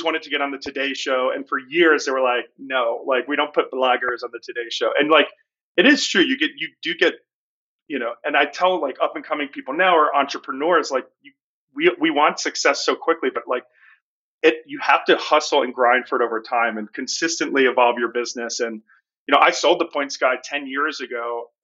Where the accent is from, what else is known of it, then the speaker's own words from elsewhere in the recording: outside of Philadelphia, Pennsylvania, United States; I grew up outside of Philadelphia, East Coast boy